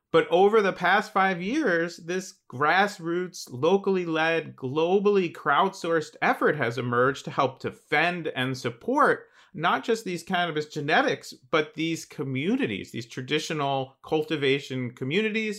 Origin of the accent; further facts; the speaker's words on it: New Jersey, United States; I grew up in New Jersey